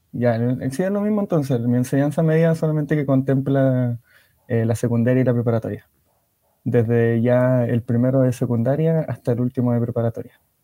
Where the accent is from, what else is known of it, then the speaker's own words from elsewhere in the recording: Antofagasta, Chile; also born or lived in Ovalle, Coquimbo; de Chile, de específicamente la ciudad de Antofagasta, de la segunda región